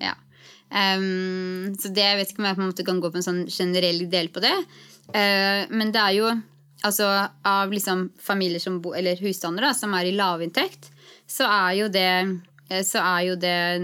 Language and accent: Norwegian; Gjøvik / Hadeland, Innlandet, Norway; moved away as an adult; also born or lived in Gran, Hadeland / Lillehammer; now in Trondheim, Norway; jeg er egentlig fra Gjøvik på Hadeland. Vokste opp eh, ti år begge steder